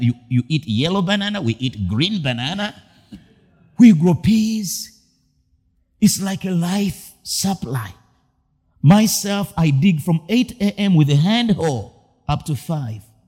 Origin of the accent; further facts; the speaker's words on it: Masaka, Central Region, Uganda; I grew up in the village, Rio deep down in my own community in Masaka.